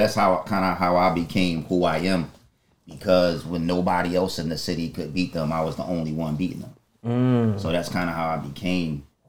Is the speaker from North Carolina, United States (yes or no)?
no; Philadelphia, Pennsylvania, United States; Because I grew up in Strawberry Mansion